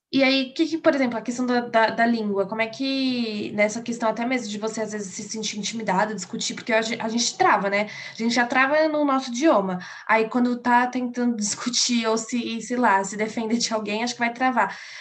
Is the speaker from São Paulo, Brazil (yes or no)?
yes; São Paulo, Brazil; eu sou de São Paulo